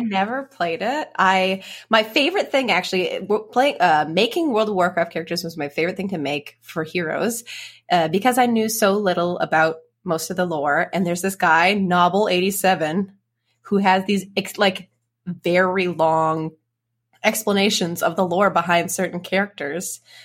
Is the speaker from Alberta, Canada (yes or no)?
yes; Edmonton, Alberta, Canada; moved away; Edmonton, my hometown